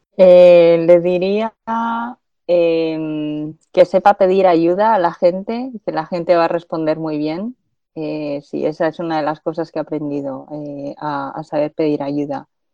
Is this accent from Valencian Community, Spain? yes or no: no; Zaragoza, Aragon, Spain; moved away as an adult; also born or lived in Madrid; soy de Zaragoza, nací y crecí en Zaragoza y soy de origen chino